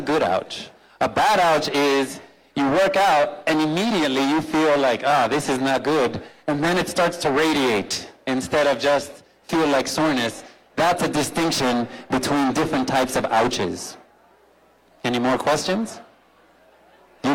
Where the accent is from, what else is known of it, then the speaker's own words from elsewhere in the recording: Miami, Florida, United States; I was born in Miami